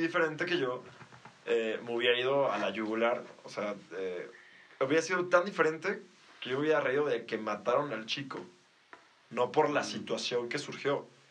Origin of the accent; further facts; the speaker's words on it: Mexico; como mexicanos